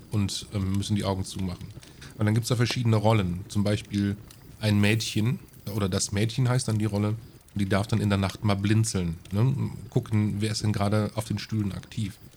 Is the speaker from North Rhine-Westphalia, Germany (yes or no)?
yes; Aachen, North Rhine-Westphalia, Germany; ich als Aachener, ne, also Heinsberg ist direkt über Aachen.